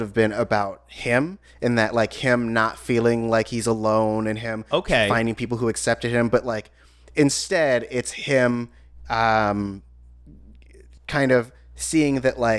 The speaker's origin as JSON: {"language": "English", "country": "Germany", "said": "I'm from Germany."}